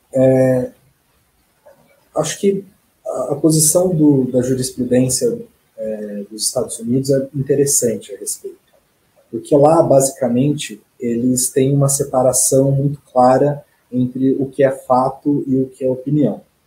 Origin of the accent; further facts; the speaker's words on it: Rancharia, São Paulo, Brazil; moved away as an adult; also born or lived in Franca; now in Curitiba, Brazil; eu sou natural do interior de São Paulo, uma cidade chamada Rancharia